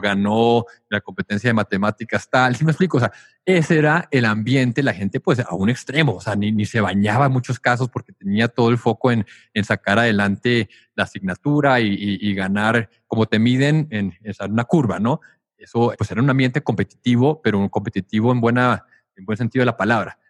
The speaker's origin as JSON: {"language": "Spanish", "town": "Tijuana", "region": "Baja California", "country": "Mexico", "tie": "born or raised there", "also_born_or_lived": "United States / New York", "moved": "as an adult", "said": "yo crecí en Tijuana hasta los 18 años que me fui a estudiar a Estados Unidos"}